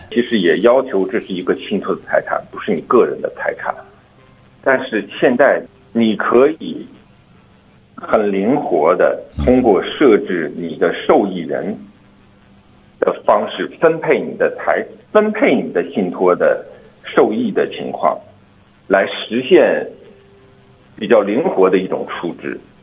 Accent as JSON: {"language": "Chinese", "country": "China", "said": "对于我们中国人来说"}